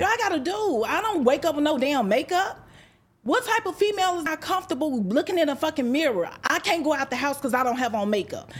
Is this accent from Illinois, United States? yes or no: yes; Chicago, Illinois, United States; moved away; I'm from Chicago, South Side, Inglewood, grew up on seventy-first and Yale